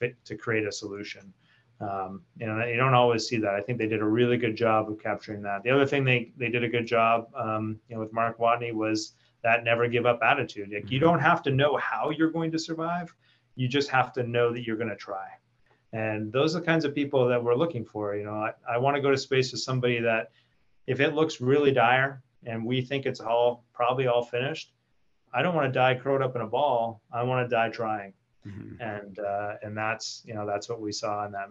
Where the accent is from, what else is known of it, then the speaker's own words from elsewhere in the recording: Canada; our fellow Canadians